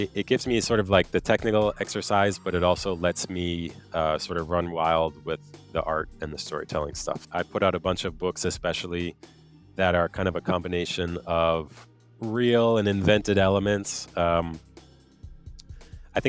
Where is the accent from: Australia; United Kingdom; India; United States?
United States; moved away as an adult; also born or lived in Quebec, Canada; now in Quebec City, Canada; I am an American, but I live in Quebec, outside of Quebec City, Canada.